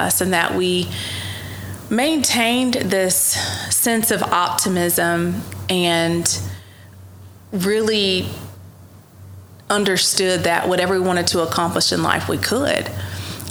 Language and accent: English; Ardmore, Oklahoma, United States; I grew up in Ardmore from very humble beginnings